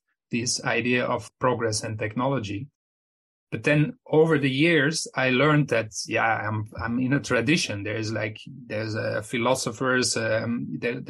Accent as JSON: {"language": "English", "region": "Flanders", "country": "Belgium", "tie": "born or raised there", "said": "I'm from Belgium, which is just next to Netherlands. I mean, my hometown is 30 kilometers from the Netherlands, and they speak the same language."}